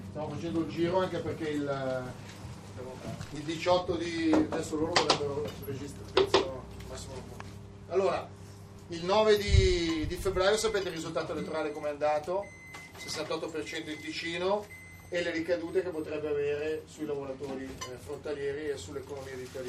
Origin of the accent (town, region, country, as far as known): Salerno, Campania, Italy; now in Switzerland